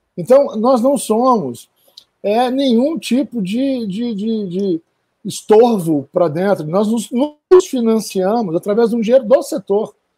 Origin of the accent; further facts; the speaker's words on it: Minas Gerais, Brazil; eu que sou de Minas Gerais